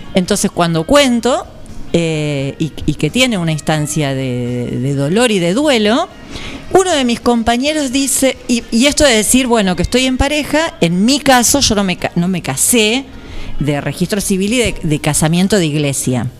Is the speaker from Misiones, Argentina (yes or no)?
no; General Pinto, Buenos Aires Province, Argentina; moved away as an adult; now in Nueve de Julio, Argentina; allá en Pinto nací, sigo teniendo toda mi familia, hice el jardín, la primaria, la secundaria